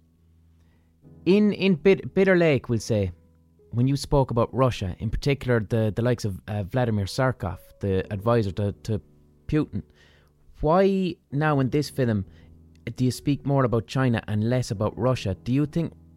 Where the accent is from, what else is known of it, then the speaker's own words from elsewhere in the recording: Ireland; I'm an Irish person